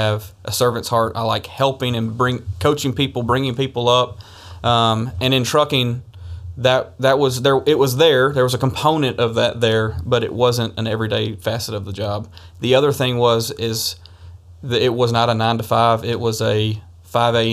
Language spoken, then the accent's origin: English; Tennessee, United States; born and raised in Tennessee. I am a Tennessee native, and I'm proud